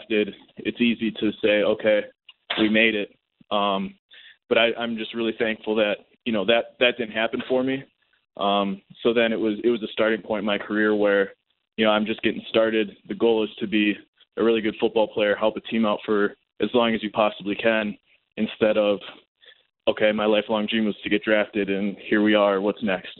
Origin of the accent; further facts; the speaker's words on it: Green Bay, Wisconsin, United States; my hometown